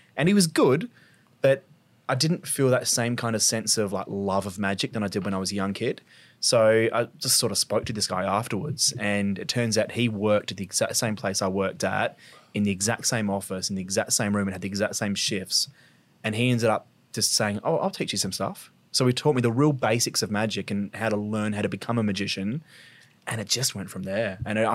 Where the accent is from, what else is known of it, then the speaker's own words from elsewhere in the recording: Glenelg, South Australia, Australia; Yeah, Adelaide boy. So I grew up in Glenelg. So yep. I went to Glenelg Primary and then went to Brighton Secondary as a kid. So always been a local, grew up in Adelaide.